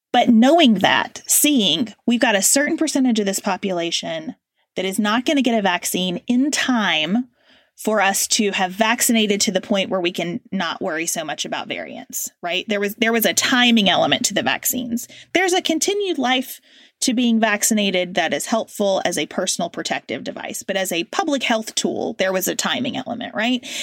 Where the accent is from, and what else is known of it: United States